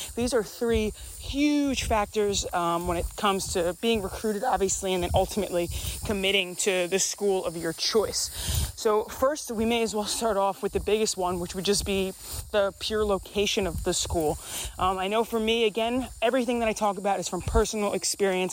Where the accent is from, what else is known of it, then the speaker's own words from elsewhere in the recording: New York, United States; moved away as an adult; I grew up in New York